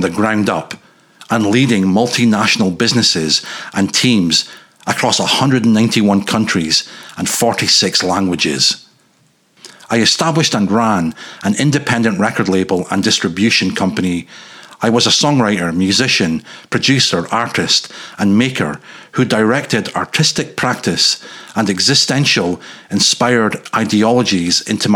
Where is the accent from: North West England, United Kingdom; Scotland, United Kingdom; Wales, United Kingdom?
Scotland, United Kingdom; north-east; moved away; growing up in Caledonia's northeastern peninsula's bitter edge